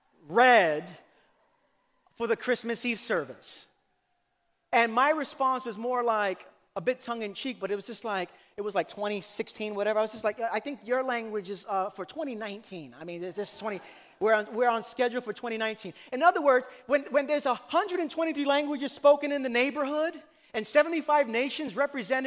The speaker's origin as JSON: {"language": "English", "town": "New York City", "region": "New York", "country": "United States", "tie": "born or raised there", "said": "Growing up in Brooklyn in my Puerto Rican family"}